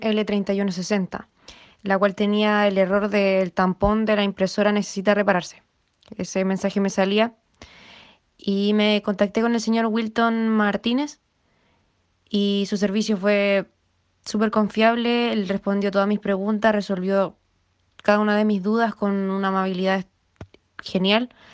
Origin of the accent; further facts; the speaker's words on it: Chile; soy de Chile